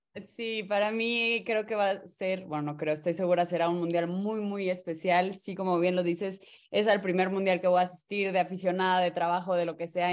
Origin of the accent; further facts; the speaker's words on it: Mexico; como buenos mexicanos somos unos contreras